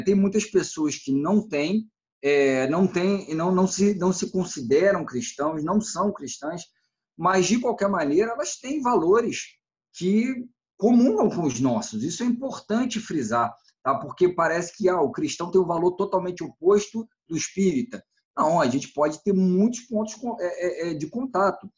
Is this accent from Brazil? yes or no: yes; Brazil; como brasileiro de um modo geral